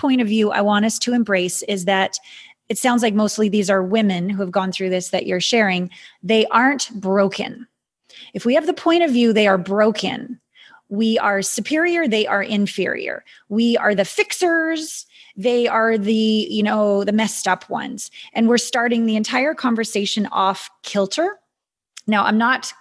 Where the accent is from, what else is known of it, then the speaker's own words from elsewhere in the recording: Canada; I'm a Canadian